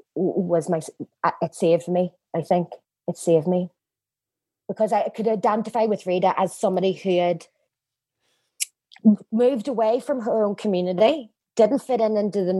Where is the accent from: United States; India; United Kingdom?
United Kingdom; Northern Ireland; also born or lived in London; I was so excited to come home, but I couldn't get a job here in Northern Ireland